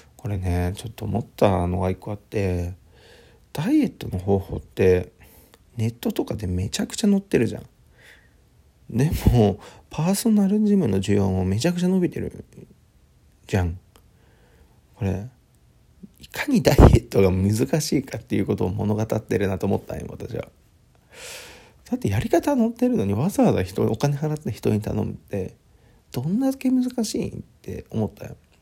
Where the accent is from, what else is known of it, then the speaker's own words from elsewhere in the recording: Aichi, Japan; moved away as an adult; also born or lived in Fukuoka / Tokyo; 地元の愛知の方に帰ります